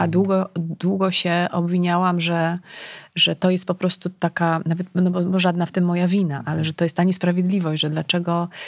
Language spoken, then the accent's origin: Polish; Legnica, Lower Silesian Voivodeship, Poland; Ponieważ ja pochodzę z Legnicy, tak, Guten Morgen, to mm, wiesz, bliskość e, granicy niemieckiej, to, to był rzut beretem. E, to był początek, ja szłam do liceum na początku lat 90.